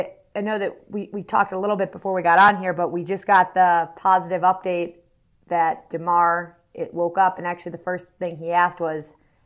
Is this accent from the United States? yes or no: yes; Buffalo, New York, United States; born or raised there